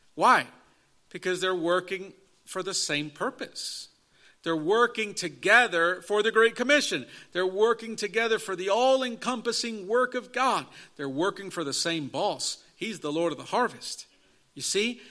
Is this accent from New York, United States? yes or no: no; Chicago, Illinois, United States; I was in the inner city growing up in Chicago area in an inner city street gang culture